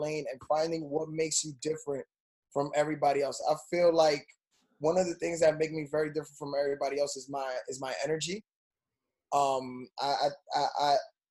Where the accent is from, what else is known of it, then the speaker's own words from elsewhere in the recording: New York City, New York, United States; growing up in New York